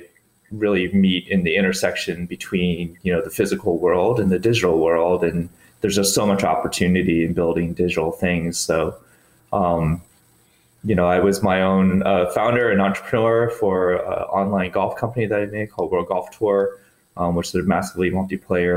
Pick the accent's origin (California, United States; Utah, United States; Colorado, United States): Colorado, United States; Boulder; I grew up in Boulder, Colorado, where you're just completely engrossed in cycling and fitness and triathletes